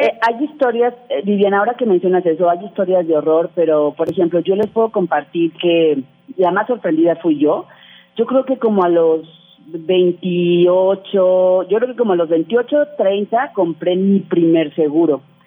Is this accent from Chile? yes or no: no; Mexico; nosotros como mexicanos